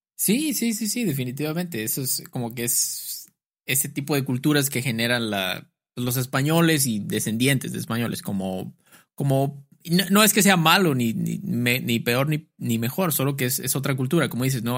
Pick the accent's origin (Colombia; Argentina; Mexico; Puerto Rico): Mexico